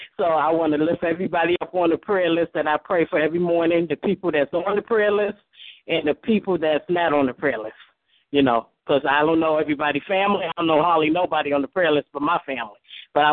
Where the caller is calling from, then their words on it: Nevada, United States; I'm calling from Nevada, and I would like prayer for the prayer list